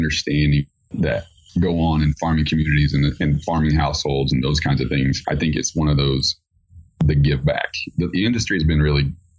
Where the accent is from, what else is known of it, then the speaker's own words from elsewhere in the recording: Midwest, United States; moved away as an adult; I grew up in the Midwest and I left and now I came back